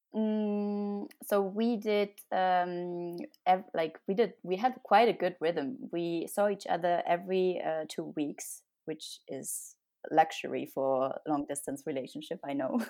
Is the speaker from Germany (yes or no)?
yes; Germany; moved away as an adult; also born or lived in Munich, Germany; now in Paris, France; I'm originally from Germany. I lived and studied in Munich.